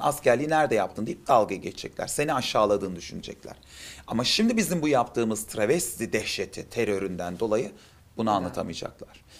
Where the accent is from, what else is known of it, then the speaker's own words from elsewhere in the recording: Adana, Turkey; now in Istanbul, Turkey; Adanalıyım, İstanbul'da yaşıyorum